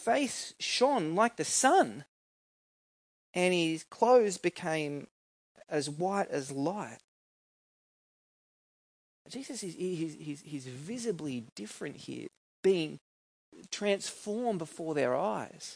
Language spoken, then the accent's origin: English; New South Wales, Australia; Where I grew up in New South Wales